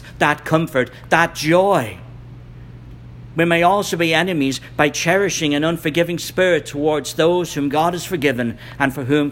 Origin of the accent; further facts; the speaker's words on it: Ireland; I'm from Ireland